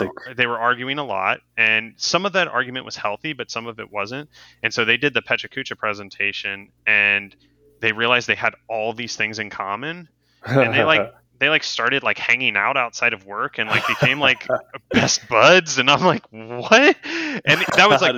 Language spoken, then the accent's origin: English; Cincinnati, Ohio, United States; I was born in Cincinnati, Ohio. I grew up a Reds fan